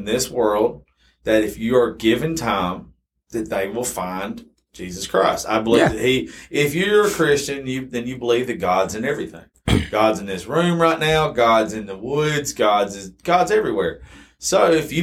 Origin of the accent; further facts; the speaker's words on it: South Georgia, United States; also born or lived in Macon, Georgia; I grew up in South Georgia, so I'm automatically Baptist